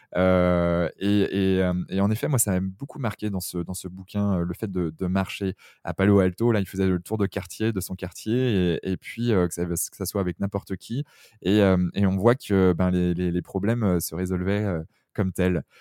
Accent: southern Brittany, France; c'est mon petit côté sudiste, même si je suis breton.

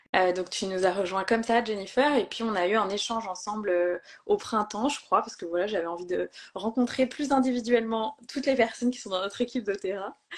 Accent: Brittany, France; moved away as an adult; now in Vannes, France; Je vis à Vannes, en Bretagne, près de là où j'ai grandi

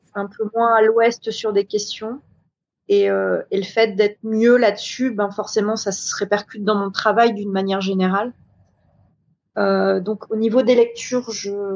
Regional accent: New Caledonia; je viens de Nouvelle-Calédonie

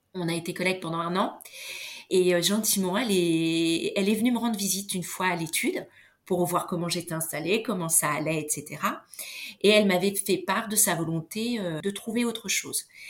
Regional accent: Beauvais, Hauts-de-France, France; Beauvais, c'est là où j'ai grandi

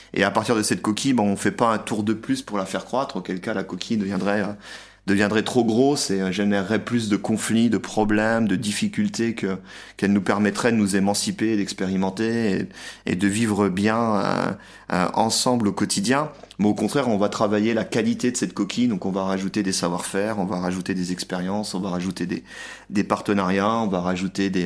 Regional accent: France; moved away as an adult; now in Budapest, Hungary; j'ai quitté la France pour venir m'installer en Hongrie

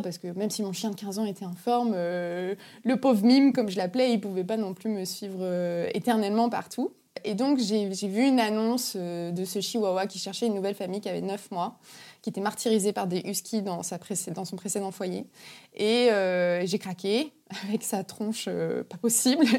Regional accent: Brittany, France; je suis une Bretonne pure souche

